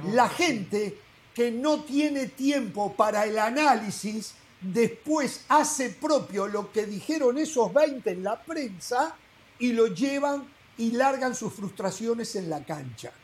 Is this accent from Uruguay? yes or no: yes; Uruguay; moved away; En Uruguay somos 3.400.000 y hay 3.400.000 eh, técnicos en mi país